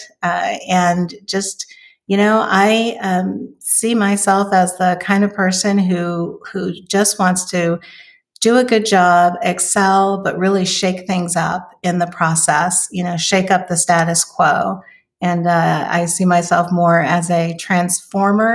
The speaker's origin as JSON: {"language": "English", "town": "Oakland", "region": "California", "country": "United States", "tie": "born or raised there", "said": "So I am originally from California. I was born in Oakland, California."}